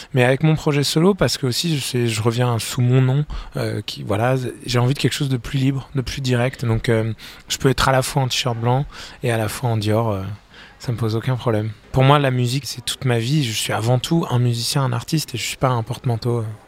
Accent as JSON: {"language": "French", "country": "France", "said": "je suis français"}